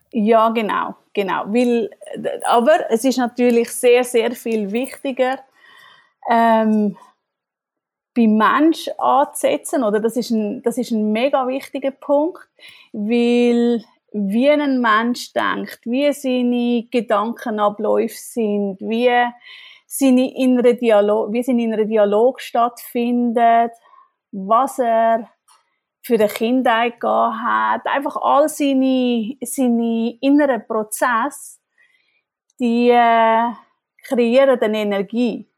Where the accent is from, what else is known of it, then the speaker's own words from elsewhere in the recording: Switzerland; moved away as an adult; now in Germany; als Schweizerin bin ich ein kleine Exotin